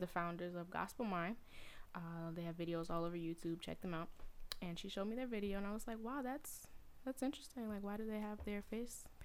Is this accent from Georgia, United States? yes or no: yes; Atlanta, Georgia, United States; now in Connecticut, United States; Um, what else? I'm from Atlanta. I'm an army brat. I was an army brat for 20 years, so we moved around to different places, and now I'm